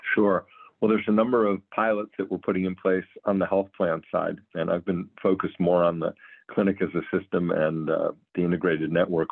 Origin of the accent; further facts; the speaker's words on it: Cleveland, Ohio, United States; moved away as an adult; also born or lived in Providence, Rhode Island / New Orleans, Louisiana / Los Angeles, California; Moved my family back to Cleveland, where I was born and raised about 15 years ago